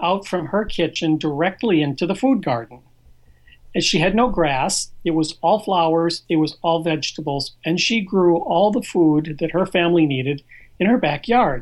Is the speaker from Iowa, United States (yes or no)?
yes; Iowa, United States; now in South Florida, United States; I was born and raised in Iowa